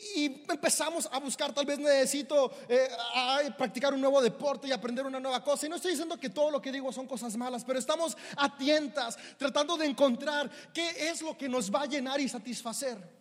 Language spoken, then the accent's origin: Spanish; Mexico; Somos mexicanos